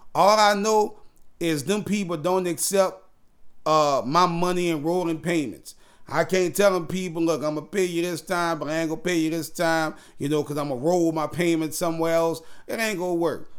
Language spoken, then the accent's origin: English; New Orleans, Louisiana, United States; now in Houston, United States; I'm from New Orleans, born and raised, but now I'm in Houston. Hurricane Katrina sent me here